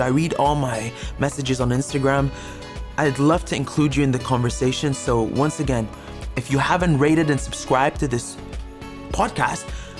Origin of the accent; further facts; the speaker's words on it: Egypt; I was brought up in Egypt